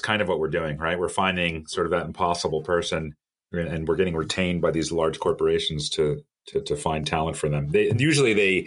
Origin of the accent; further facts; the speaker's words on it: New York City, New York, United States; moved away as an adult; also born or lived in Miami; I'm originally from the New York area, New York City area